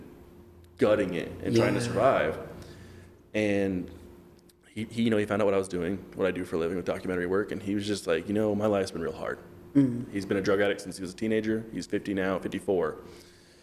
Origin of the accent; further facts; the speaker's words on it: Bay Area, California, United States; I grew up in the Bay Area in California